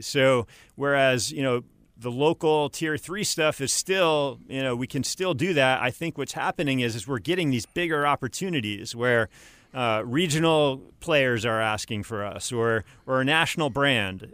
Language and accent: English; upstate New York, United States; moved away as an adult; also born or lived in Miami, Florida, United States; now in Greenville, United States; I grew up in upstate New York, about one hundred fifty miles north of the city.